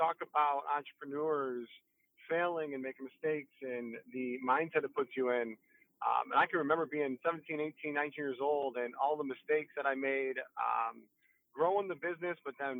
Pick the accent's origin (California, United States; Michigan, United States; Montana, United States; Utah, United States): Michigan, United States; Detroit; also born or lived in Sterling Heights, Michigan / Mount Pleasant, Michigan; I was born in Detroit